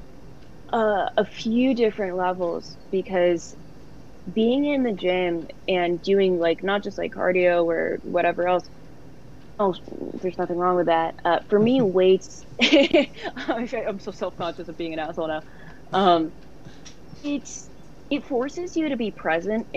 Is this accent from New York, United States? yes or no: no; Los Angeles, California, United States; I'm from Los Angeles